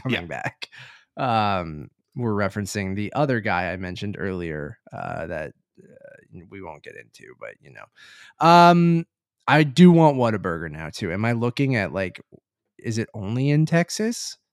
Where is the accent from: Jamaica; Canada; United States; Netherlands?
Canada; as a Canadian